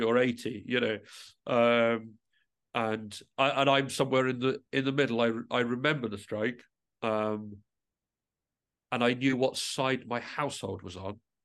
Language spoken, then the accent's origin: English; England, United Kingdom; now in Midlothian, United Kingdom; I am originally from England, but I moved to Midlothian, and I live very close to the Scottish Mining Museum